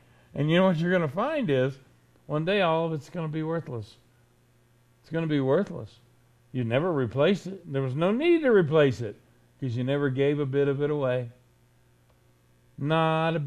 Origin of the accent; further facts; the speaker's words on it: Florida, United States; I was raised in Florida